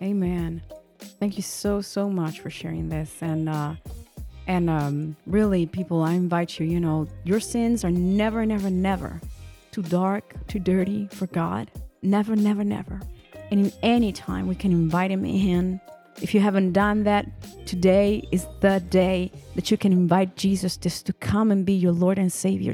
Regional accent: northern Italy, Italy; moved away; my husband and I were born and raised in Italy, in the northern I, Italy

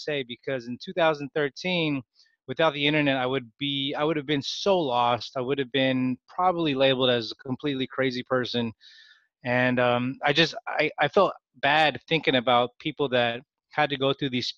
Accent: Bay Area, California, United States; I was born and raised in the Bay Area.

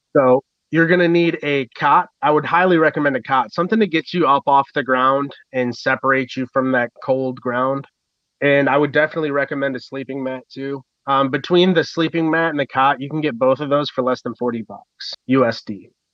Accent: Michigan, United States; I'm from Michigan and we get snow and I've dressed warm my whole life

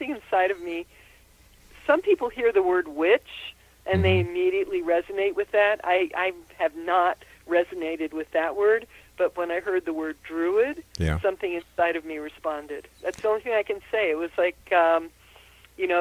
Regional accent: Austria; moved away; also born or lived in Philadelphia; I was born in Austria

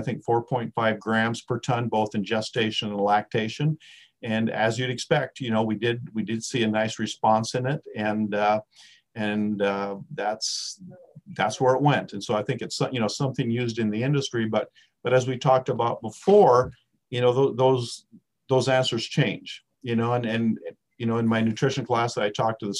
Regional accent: South Dakota, United States; moved away; I was a redneck from South Dakota

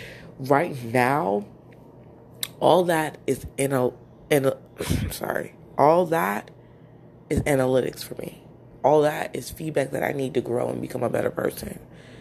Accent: New Jersey, United States; accent: Jersey; also born or lived in Florida; I lost my Jersey accent when I was living with my mom, my adoptive mother, in Florida. And I tried to get it back a little bit.

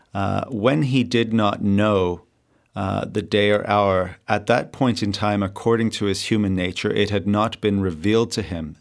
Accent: Victoria, British Columbia, Canada; also born or lived in South Africa / Madison, Wisconsin; now in Vancouver, Canada; I grew up in Victoria, BC, born in South Africa, but uh, went to America just for the uh, university experience

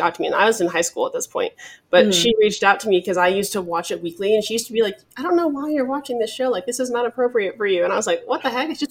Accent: Alaska, United States; moved away as an adult; also born or lived in Arizona / Dallas, Texas; now in Denver, United States; I'm originally from Alaska. So that's where I grew up. I was there for 18, very long years

